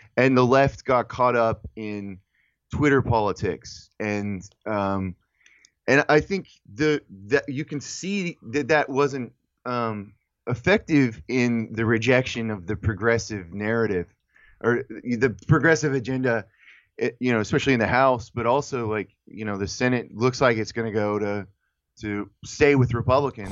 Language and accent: English; United States; we as a, as American people